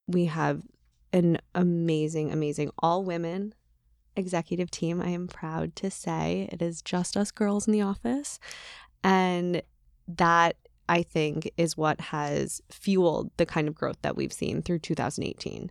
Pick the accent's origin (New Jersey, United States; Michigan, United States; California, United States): Michigan, United States; Bloomfield Hills; I catered out of a country club in, in my hometown